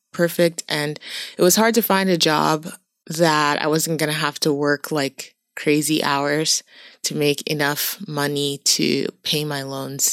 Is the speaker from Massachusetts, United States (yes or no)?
yes; Boston, Massachusetts, United States; moved away as an adult; also born or lived in Brazil; now in Changchun, China; I come from Boston, which is quite, you know, a well-known city, but not a big city